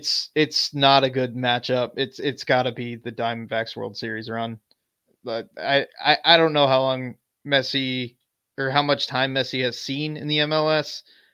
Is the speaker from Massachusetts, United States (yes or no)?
no; New York, United States; moved away; We grew up in New York.